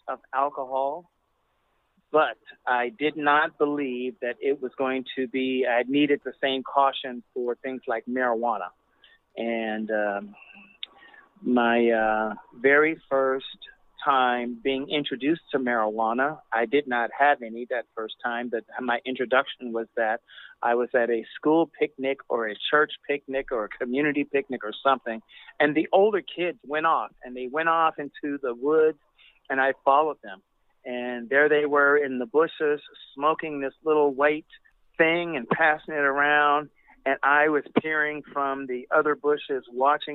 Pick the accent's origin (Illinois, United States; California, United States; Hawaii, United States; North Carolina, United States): Illinois, United States; Chicago; I was born in Chicago